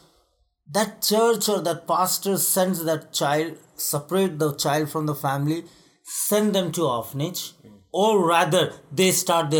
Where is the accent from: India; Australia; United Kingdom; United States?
India; I am from India